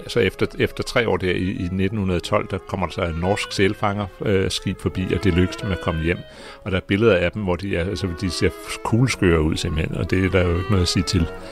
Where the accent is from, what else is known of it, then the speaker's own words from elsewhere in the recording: Greenland; jeg kommer fra Grønland.